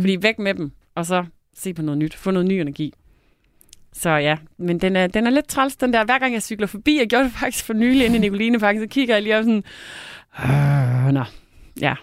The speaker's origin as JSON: {"language": "Danish", "area": "North Jutland", "region": "North Denmark Region", "country": "Denmark", "said": "jeg er nær i Nordjyde, der virkelig holder på pengene"}